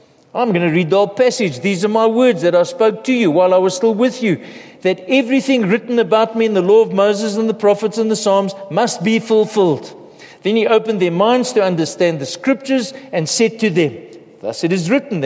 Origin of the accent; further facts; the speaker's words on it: South Africa; we face as a South African nation